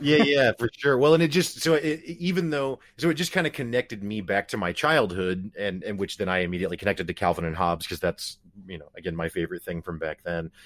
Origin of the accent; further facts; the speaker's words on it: Springfield, Missouri, United States; I'm from Springfield, Missouri, so from nowhere town U S A, basically